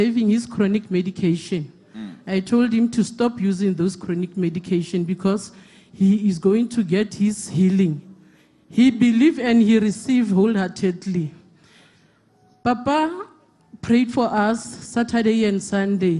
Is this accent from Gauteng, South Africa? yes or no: no; Koster, North West, South Africa; We are from Koster.